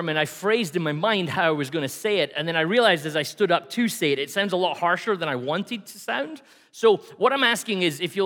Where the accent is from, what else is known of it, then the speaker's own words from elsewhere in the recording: Scotland, United Kingdom; now in Canada; I'm Scottish